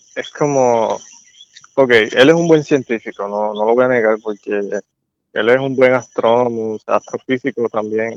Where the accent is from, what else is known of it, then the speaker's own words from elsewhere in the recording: Puerto Rico; yo también soy puertorriqueño